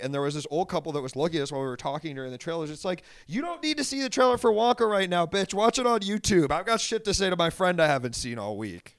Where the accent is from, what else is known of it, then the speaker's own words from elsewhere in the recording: Washington, District of Columbia, United States; I grew up in Washington, D.C., technically